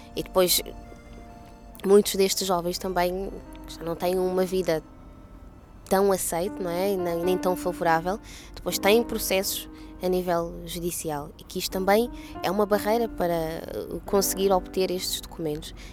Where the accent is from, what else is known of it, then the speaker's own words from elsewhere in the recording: Portugal; Nasci em Portugal realmente, mas nem sempre tive os documentos de, eh, de portuguesa